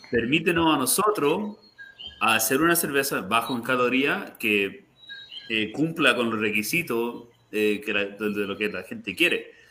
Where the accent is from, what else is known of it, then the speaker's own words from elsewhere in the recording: Miami, Florida, United States; Eh, somos todos nosotros de Miami, entonces distintas partes del mundo, ¿no? Pero la mayoría latino.